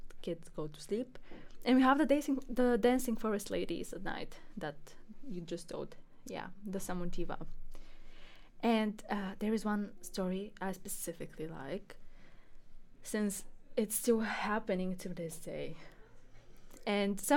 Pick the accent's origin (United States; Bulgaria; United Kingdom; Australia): Bulgaria; Bulgaria, my home country